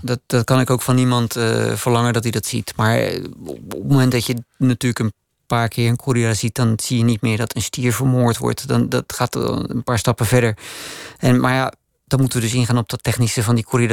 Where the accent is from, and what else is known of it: Netherlands; now in Austria